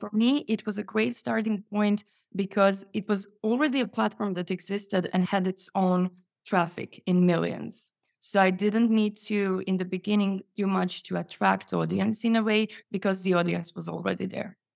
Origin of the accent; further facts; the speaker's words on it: Croatia; also born or lived in Poland; now in Sweden; Yes, that's Sweden. I moved from Poland, but I'm originally Croatian.